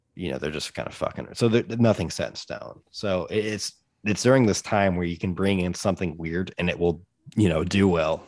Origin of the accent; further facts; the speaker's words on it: United States; part of being an American